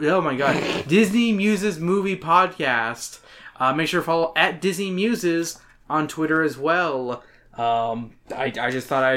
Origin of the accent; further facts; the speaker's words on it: Canada; I'm Canadian